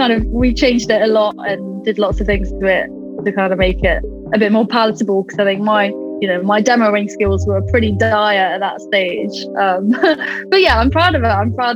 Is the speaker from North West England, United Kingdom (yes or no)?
no; Stamford, East Midlands, United Kingdom; now in Nottingham, United Kingdom; I'm based in Nottingham at the moment, but I'm originally from Stamford in Lincolnshire, little historic town